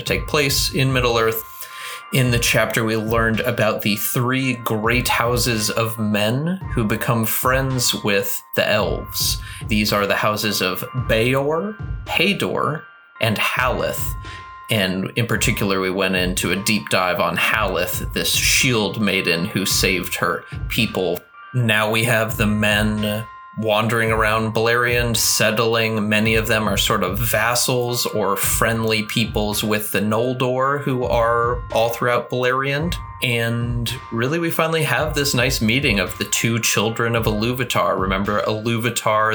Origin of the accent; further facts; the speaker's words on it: United States; As an American in 2020